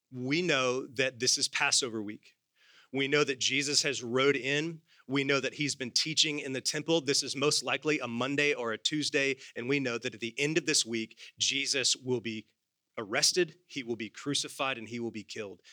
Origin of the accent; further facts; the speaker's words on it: United States; I am secondarily an American.